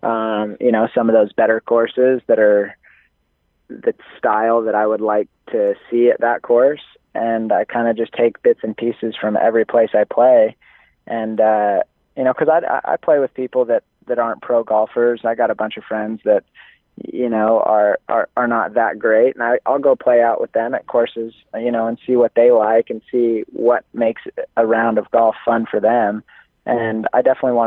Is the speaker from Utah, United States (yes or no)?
yes; Utah, United States; I'm from Utah